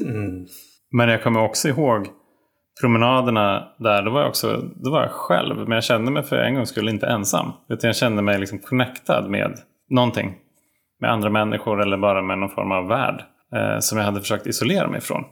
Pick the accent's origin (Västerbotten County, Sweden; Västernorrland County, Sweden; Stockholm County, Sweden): Västernorrland County, Sweden; Sundsvall; jag växte upp i Sundsvall